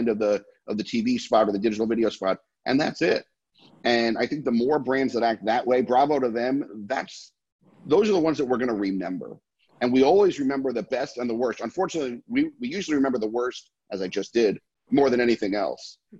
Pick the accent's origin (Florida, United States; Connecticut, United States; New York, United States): New York, United States; New York City; I'm a New Yorker my entire life, a Manhattanite for as long as I can stand on my own